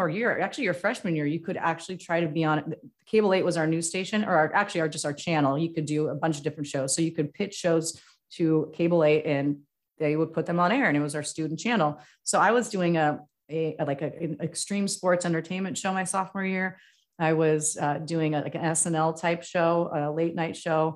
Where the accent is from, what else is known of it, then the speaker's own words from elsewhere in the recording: Medical Lake, Washington, United States; when I was growing up in Medical Lake, which is right outside Spokane, which is where I grew up